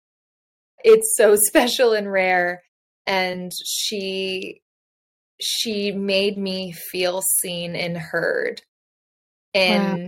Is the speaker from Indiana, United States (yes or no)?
yes; Indiana, United States; I grew up in Indiana